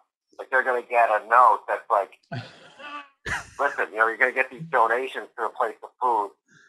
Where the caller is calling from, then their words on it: Sydney, Nova Scotia, Canada; I'm calling from Sydney.